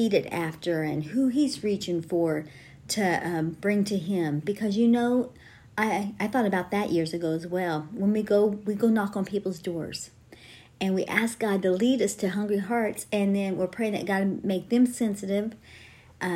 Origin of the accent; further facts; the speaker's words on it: Terre Haute, Indiana, United States; I grew up in Terre Haute, Indiana, the name of the church that we attended was King's Highway Tabernacle